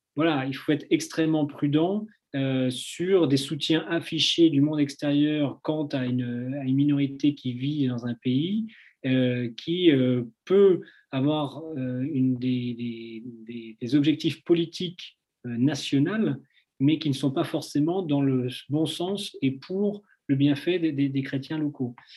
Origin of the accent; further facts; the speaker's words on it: France; petit, euh, petit Français, qui débarque